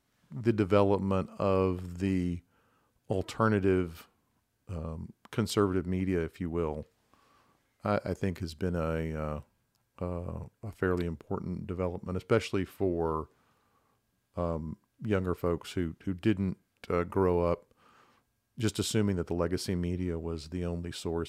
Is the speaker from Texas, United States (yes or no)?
yes; Texas, United States; I'm a native Texan, was born and raised in the North Texas area, grew up in, you know, bedroom community suburbs, went to college and law school in Texas